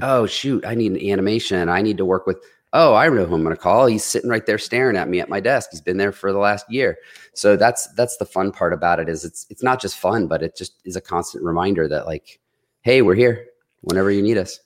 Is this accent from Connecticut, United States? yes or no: no; Detroit, Michigan, United States; now in Columbus, United States; I had a lot of influence from growing up in Detroit